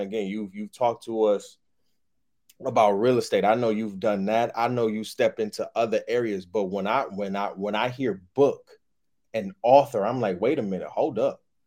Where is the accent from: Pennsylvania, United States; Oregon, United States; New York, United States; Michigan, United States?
Michigan, United States; Detroit; moved away as an adult; also born or lived in Grand Rapids, Michigan; living in Detroit, growing up in Detroit, and then going to college for eight years